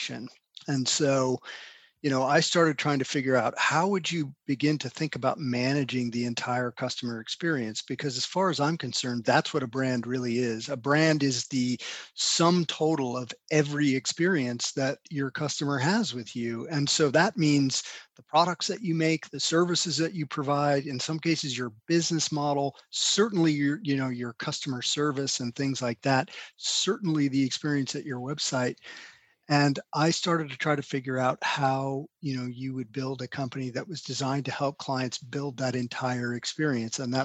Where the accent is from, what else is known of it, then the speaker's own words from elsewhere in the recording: Albuquerque, New Mexico, United States; also born or lived in Carrollton, Georgia; I grew up in Albuquerque, New Mexico, primarily. I was born in Carrollton, Georgia, and my dad was an academic, and we moved around quite a bit while he was still in school